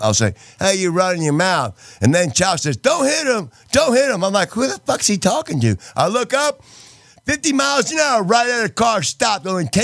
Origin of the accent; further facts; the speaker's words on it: Texas, United States; also born or lived in Connecticut; I was born in Connecticut and I was raised in Texas